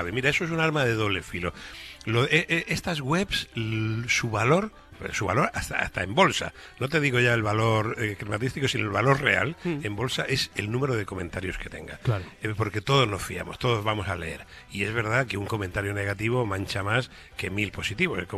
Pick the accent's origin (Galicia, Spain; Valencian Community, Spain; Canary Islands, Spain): Valencian Community, Spain; Valencia; yo soy del Mediterráneo y el Mediterráneo es el mejor lugar del mundo y Valencia es luz y color Mediterráneo